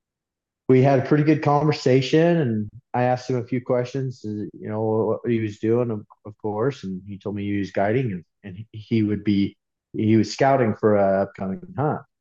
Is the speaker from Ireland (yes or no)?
no; Delta, Utah, United States; I grew up in Delta, Utah